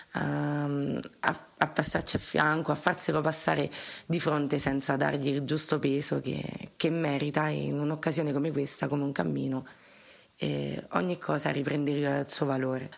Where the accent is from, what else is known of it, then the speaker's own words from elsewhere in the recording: area near Arpino and Montecassino, Lazio, Italy; dove sei nato, dove eh, hai trascorso l'infanzia